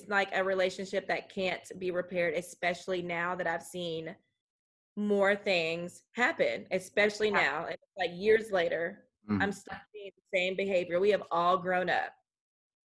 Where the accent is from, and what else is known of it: United States; accent: country